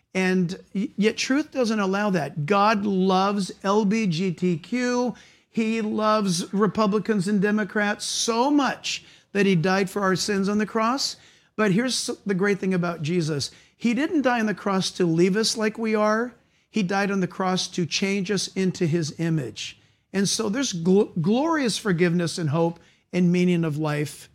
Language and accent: English; United States; I'm an American. I love the United States